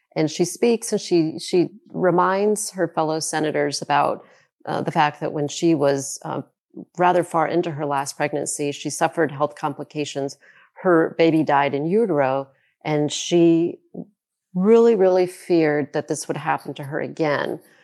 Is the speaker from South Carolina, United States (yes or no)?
yes; South Carolina, United States; my home state of South Carolina